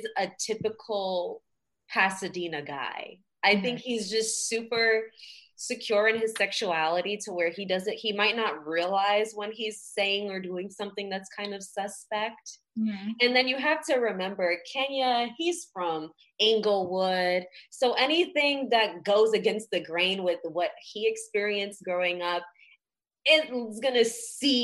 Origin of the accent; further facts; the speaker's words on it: Jamaica; I'm Jamaican